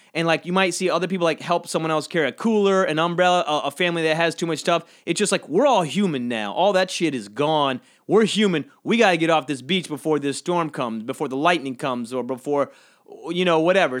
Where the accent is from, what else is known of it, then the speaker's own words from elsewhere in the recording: United States; where I'm from, between Savannah and Jacksonville, it's kinda tucked